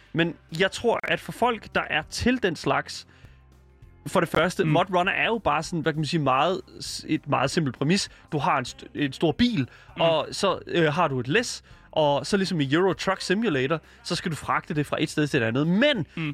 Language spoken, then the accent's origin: Danish; Denmark; Jeg er også fra Jylland